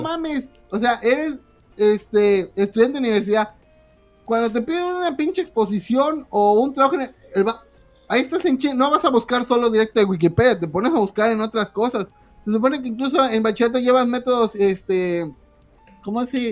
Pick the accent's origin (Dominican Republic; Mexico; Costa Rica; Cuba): Mexico; todos los mexicanos tenemos esa madre